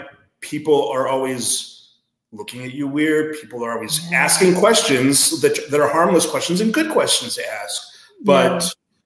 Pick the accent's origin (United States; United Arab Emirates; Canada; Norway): United States; Denver, Colorado; now in Midwest, United States; growing up in Denver